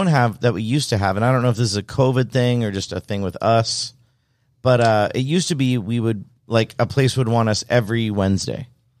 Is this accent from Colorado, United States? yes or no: no; Henderson, Nevada, United States; I was born in Henderson. I was raised in Henderson.